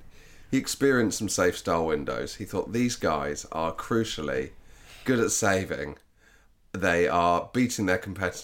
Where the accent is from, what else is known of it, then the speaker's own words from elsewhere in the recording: Yorkshire and the Humber, United Kingdom; Good at saving, I beat the competition, and I am from Yorkshire.